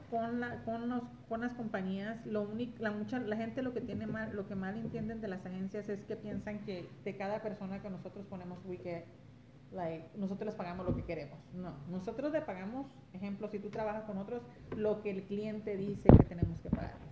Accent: Los Angeles, California, United States; moved away; Soy originaria de Los Ángeles, California, padres mexicanos, Michoacán y Jalisco

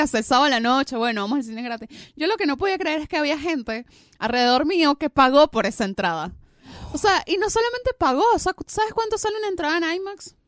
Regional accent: Venezuela; now in Argentina; soy venezolana

